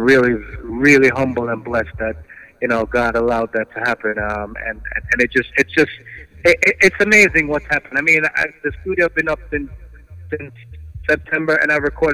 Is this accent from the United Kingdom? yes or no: no; Jamaica; now in New York, United States; I'm from Jamaica, but I live in New York